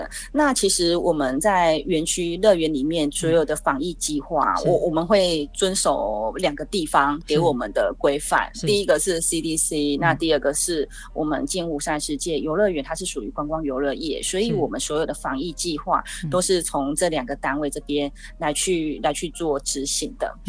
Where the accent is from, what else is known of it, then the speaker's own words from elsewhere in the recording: Taiwan; 我们台湾人真的很棒，